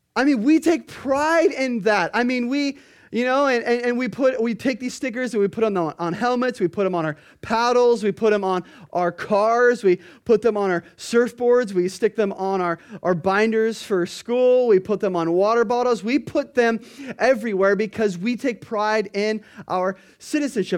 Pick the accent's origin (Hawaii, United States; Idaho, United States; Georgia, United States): Hawaii, United States; Kona; we're from Kona